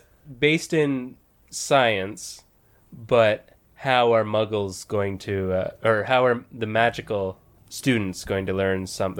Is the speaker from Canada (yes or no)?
yes; Canada; We are Canadian, after all.